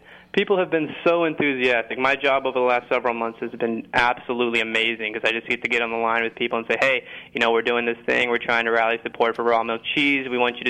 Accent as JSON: {"language": "English", "region": "Indiana", "country": "United States", "moved": "as an adult", "said": "I moved out to Boston in 2011, actually, to get a degree in food studies, and I was coming from Indiana, which isn't exactly a gourmet mecca."}